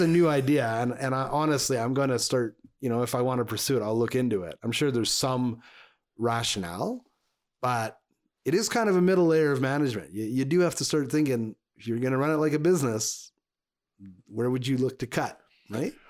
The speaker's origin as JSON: {"language": "English", "town": "Montreal", "region": "Quebec", "country": "Canada", "tie": "born or raised there", "moved": "yes", "lives_now": "Alberta, Canada", "said": "I grew up in Montreal. I grew up in Quebec"}